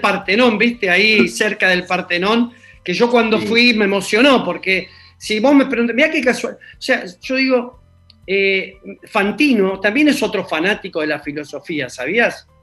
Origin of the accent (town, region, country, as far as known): Argentina